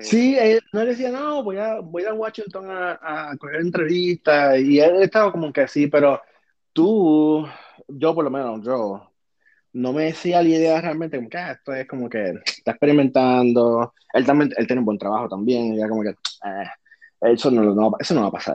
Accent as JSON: {"language": "Spanish", "country": "Puerto Rico", "moved": "as an adult", "lives_now": "United States", "said": "yo soy súper puertorriqueño, súper boricua"}